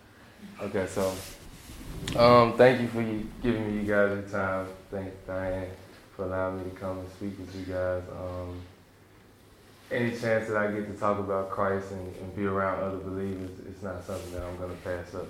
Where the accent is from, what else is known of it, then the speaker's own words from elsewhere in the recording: Memphis, Tennessee, United States; also born or lived in New York City; me and my family, we moved to Memphis, Tennessee